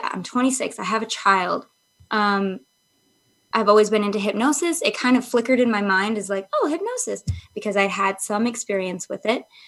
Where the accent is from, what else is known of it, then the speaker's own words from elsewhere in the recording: Michigan, United States; I grew up in Michigan, so it's like super like, I lived in a very historic town